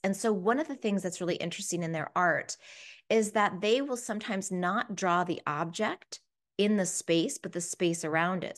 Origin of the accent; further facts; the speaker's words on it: East Coast, United States; also born or lived in Washington, D.C./Baltimore area / Australia; as an American